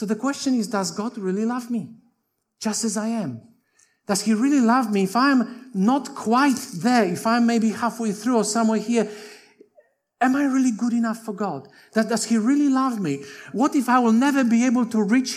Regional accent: Poland; English is a second language; moved away as an adult; also born or lived in Tasmania, Australia; now in Australia; I'm Polish by birth. I came to Australia when I was 22 in 1986, and I went to Avondale without speaking any English. So when I was growing in Poland

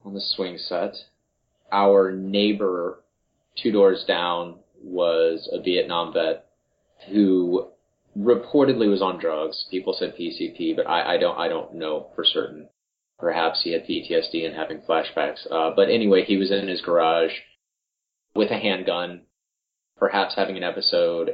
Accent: Marion, Ohio, United States; I was born in Marion, Ohio.

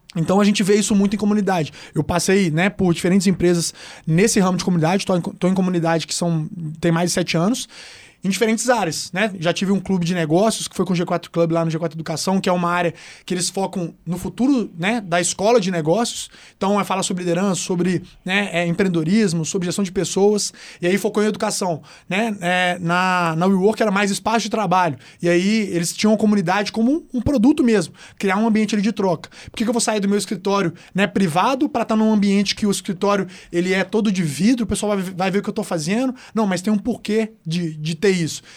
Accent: Belo Horizonte, Minas Gerais, Brazil; accent: mineiro; Eu amo falar o jeito que eu falo, as pessoas também gostam de ouvir, pô, o sotaque mineiro é gostoso de ouvir

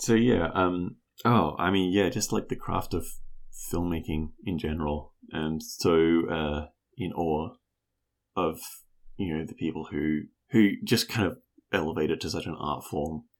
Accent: New Zealand; as a New Zealander

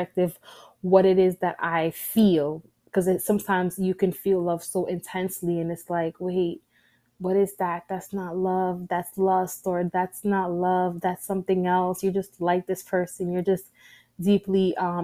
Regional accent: New York City, New York, United States; I am a New Yorker.

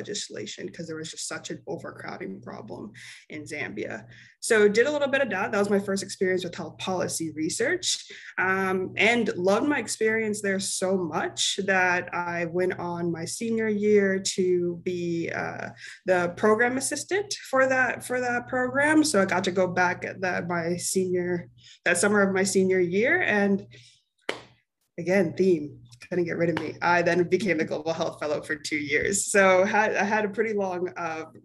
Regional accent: Ardsley, New York, United States; moved away; I'm originally from the East Coast. I'm from Westchester, New York, from a small town called Ardsley

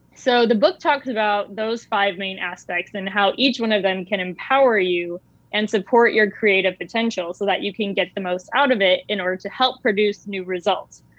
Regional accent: United States; I was actually a minority being American.

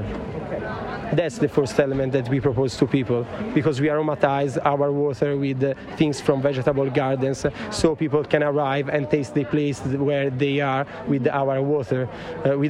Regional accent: Florence, Tuscany, Italy; I come from Florence

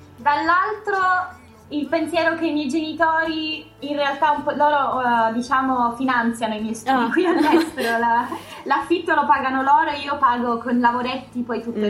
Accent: Catania, Sicily, Italy; moved away as an adult; now in Graz, Austria; Io sono di Catania

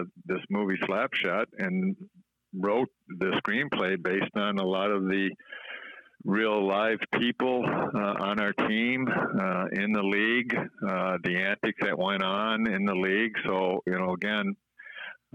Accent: Minnesota, United States; I grew up in Minnesota, so our winters are long and cold

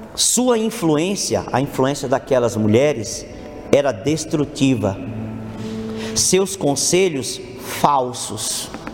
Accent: Brazil; nós, até mesmo enquanto brasileiros

